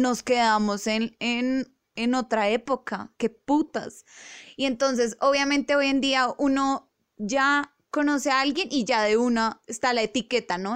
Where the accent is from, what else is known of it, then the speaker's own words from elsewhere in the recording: Bogotá, Colombia; nosotros tres que somos rolos